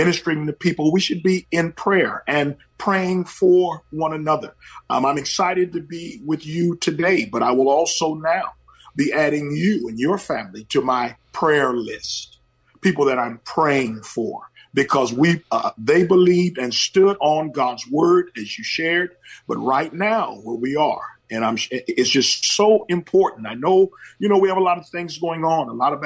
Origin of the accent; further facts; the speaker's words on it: Oakland, California, United States; I was raised in the Oakland of yesterday